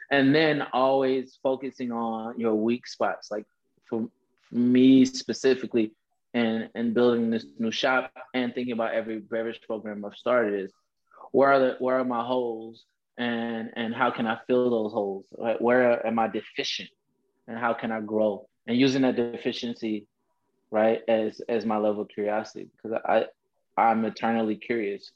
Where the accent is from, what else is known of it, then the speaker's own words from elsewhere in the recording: Nashville, Tennessee, United States; moved away as an adult; also born or lived in Birmingham, Alabama; now in Chicago, United States; I'm originally from Nashville, Tennessee, born and raised, Southern gentleman